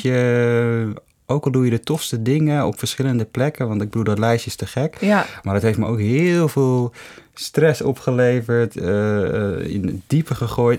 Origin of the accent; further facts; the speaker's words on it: Hoofddorp, North Holland, Netherlands; also born or lived in Amsterdam; ik kom uit Hoofddorp. Mhm mensen ik ben opgegroeid in Hoofddorp.